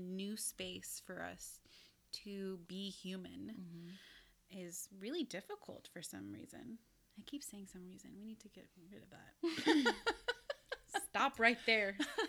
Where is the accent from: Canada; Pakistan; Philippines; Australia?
Philippines; And as a person of color, I'm Filipino.